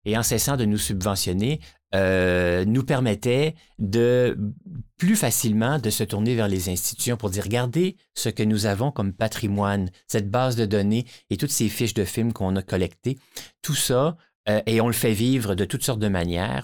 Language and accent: French; Brossard, Quebec, Canada; j'ai été élevé à Brossard, à côté du maï Champlain.